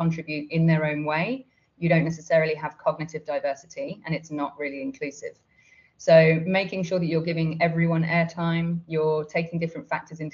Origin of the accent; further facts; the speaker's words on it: Australia; I'm from Australia